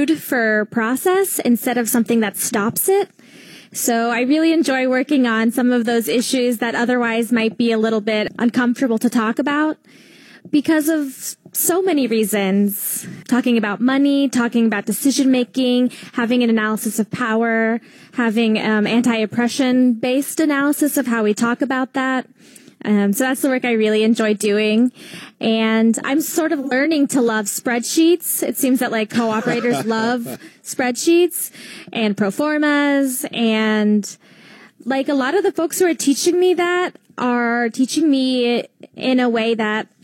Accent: Gainesville, Georgia, United States; now in Philadelphia, United States; So I am from Gainesville, Georgia, foothills

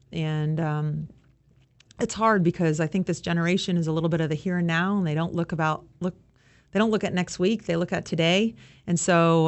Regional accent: Southern California, United States; I grew up in Southern California

